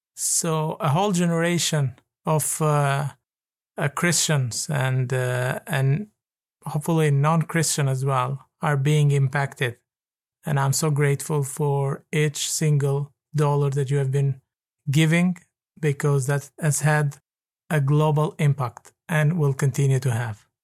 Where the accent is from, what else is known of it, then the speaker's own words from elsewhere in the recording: Tirana, Tirana County, Albania; I am from Tirana, Albania